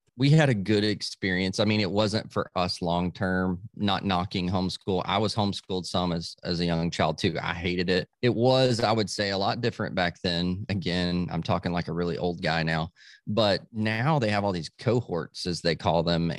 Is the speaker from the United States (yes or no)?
yes; Dallas, Texas, United States; born there; So I was born in Dallas, but all my family's from Tennessee, all the southern states we lived.